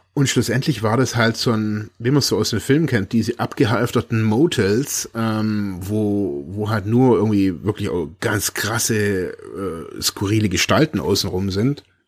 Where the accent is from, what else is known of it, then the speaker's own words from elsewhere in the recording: Germany; bin aus Deutschland